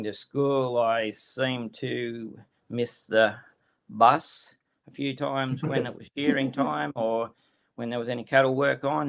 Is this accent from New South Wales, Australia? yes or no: yes; New South Wales, Australia; I'm from Ningen, New South Wales, which is sort of roughly about in the middle of New South Wales. Lived out here all my life